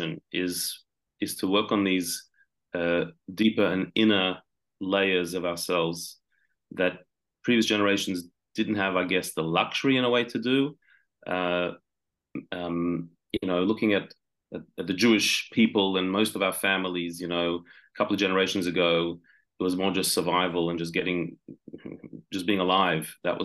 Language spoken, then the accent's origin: English; Sydney, New South Wales, Australia; I'm from Sydney, Australia, born and bred.